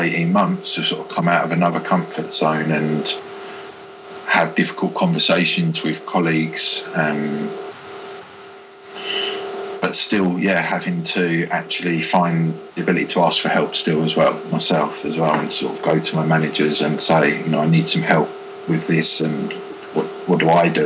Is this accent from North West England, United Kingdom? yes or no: no; Hertfordshire, East of England, United Kingdom; moved away as an adult; also born or lived in Bournemouth; I moved back into the hometown of where I had originally moved away from seven years